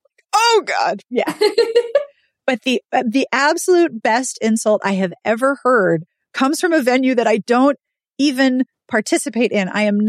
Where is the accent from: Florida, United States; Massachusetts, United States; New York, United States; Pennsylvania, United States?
Florida, United States; Sorry, your pets don't scare me. I'm from Florida.